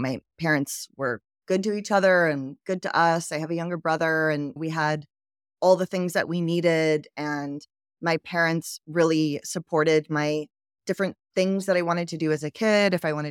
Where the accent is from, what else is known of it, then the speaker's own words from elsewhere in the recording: Georgia, United States; also born or lived in Philippines; I grew up in Georgia. I actually lived in a bunch of different places.